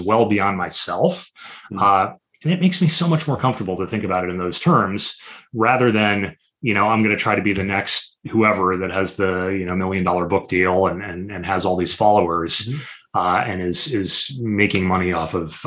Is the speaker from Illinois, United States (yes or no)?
yes; Chicago, Illinois, United States